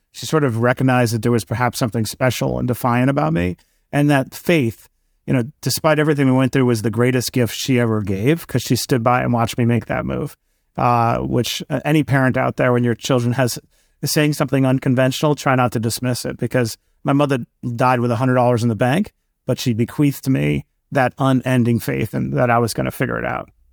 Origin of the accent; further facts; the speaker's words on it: New York City, New York, United States; I grew up in Queens, New York